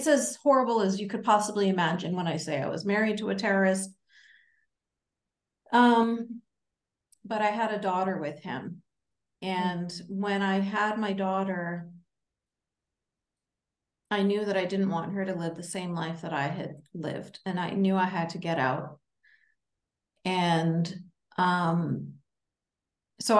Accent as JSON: {"language": "English", "country": "Canada", "said": "as a Canadian"}